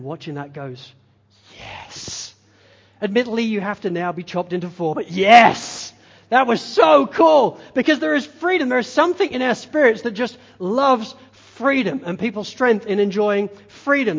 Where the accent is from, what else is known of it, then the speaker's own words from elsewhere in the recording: England, United Kingdom; being English